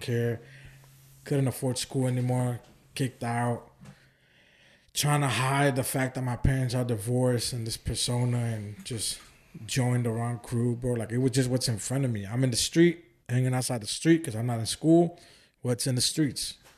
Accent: Oakland, California, United States; moved away as an adult; also born or lived in Santa Ana, California; now in Houston, United States; I was weeks old when I moved up there and I was raised in Oakland my whole life. And I moved to Houston twenty thirteen

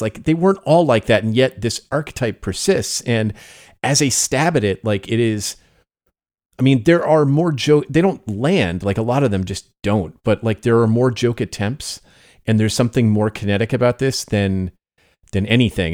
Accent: United States; growing up in America

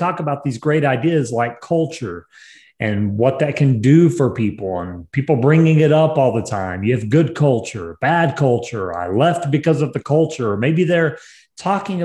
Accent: New Mexico, United States; New Mexico is my home state in America.

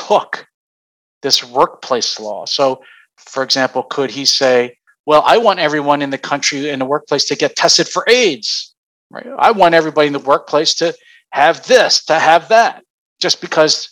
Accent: Philadelphia, Pennsylvania, United States; my hometown

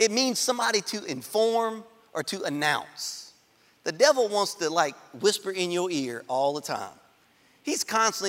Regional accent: Baker, Louisiana, United States; I grew up in Baker

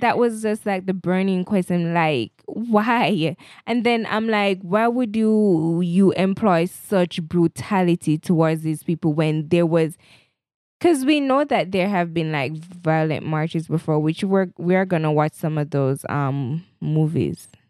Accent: Jamaica; I'm a Jamaican and I love my Jamaican-ness

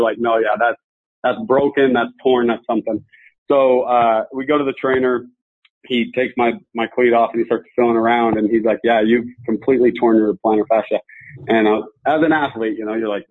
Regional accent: Utah, United States; I grew up here in Utah

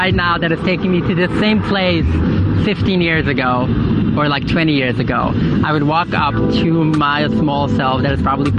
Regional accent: New York City, New York, United States; I grew up in Williamsburg in Brooklyn, New York. I was raised as my parents' first son.

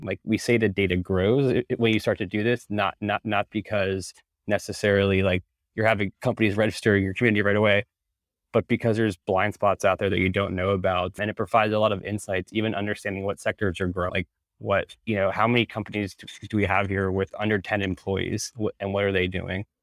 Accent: Northern Virginia, United States; moved away as an adult; also born or lived in Arlington, Virginia; now in Amsterdam, Netherlands; I'm from Northern Virginia originally, I was living in Arlington at the time, currently actually live in Europe in, in Amsterdam

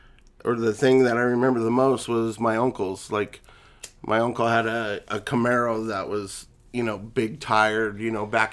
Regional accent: San Diego, California, United States; now in Denver, United States; I was born here in Denver, Colorado, but grew up mostly in California, Southern California, San Diego area.

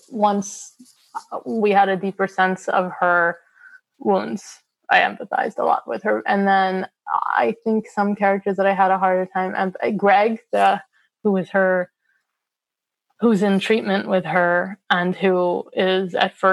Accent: United States; I'm Palestinian American

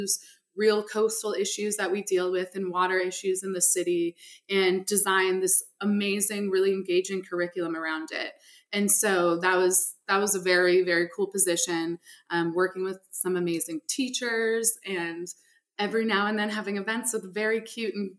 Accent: San Francisco, California, United States; moved away as an adult; now in Louisiana, United States; I was born and raised in San Francisco in California. And I came to Louisiana for college

